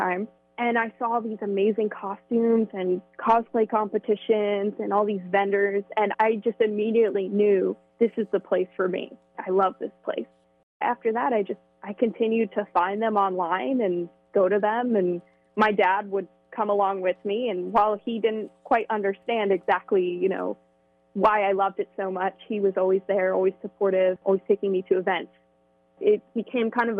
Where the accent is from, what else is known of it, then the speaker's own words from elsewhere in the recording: Hillsborough, New Jersey, United States; moved away as an adult; I grew up in Hillsboro, New Jersey, right off of Route 206 in the same house for my entire life.